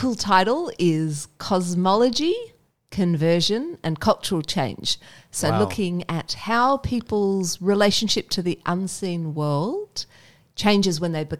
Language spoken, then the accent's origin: English; Indonesia; now in Sydney, Australia; So the reason I'm Sydney-ish is I grew up in Indonesia. My parents worked with WEC as well.